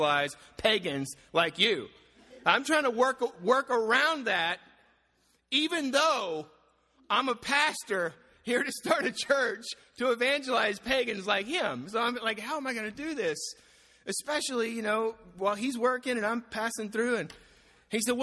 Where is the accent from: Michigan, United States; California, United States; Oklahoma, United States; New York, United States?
Oklahoma, United States; moved away as an adult; now in Portland, United States; I'm from Oklahoma